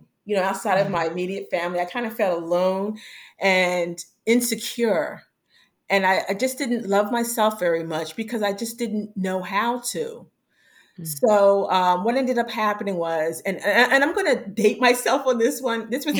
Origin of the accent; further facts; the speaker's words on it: Pennsylvania, United States; I was living in Pennsylvania at the time. I'm originally from Pennsylvania.